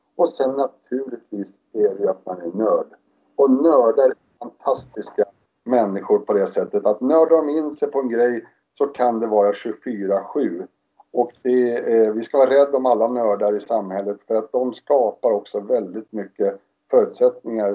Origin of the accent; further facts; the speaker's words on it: Stockholm, Stockholm County, Sweden; moved away as an adult; jag är ju uppväxt utanför Stockholm i ett villaområde i Spånga